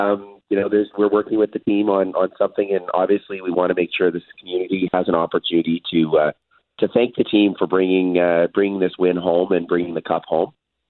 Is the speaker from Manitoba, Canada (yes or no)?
yes; Winnipeg, Manitoba, Canada; celebrate together as Winnipeggers and as Canadians.